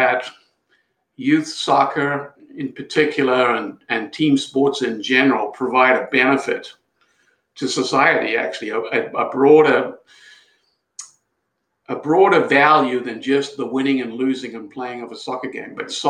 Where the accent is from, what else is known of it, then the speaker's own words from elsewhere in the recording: South Africa; now in United States; I'm from South Africa, and we played a little bit of soccer, but just recreationally in South Africa.